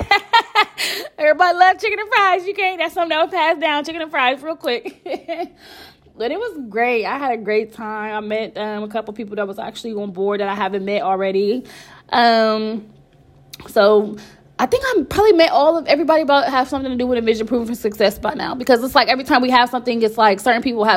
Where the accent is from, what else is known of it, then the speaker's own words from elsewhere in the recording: Columbus, Ohio, United States; I'm from Columbus, Ohio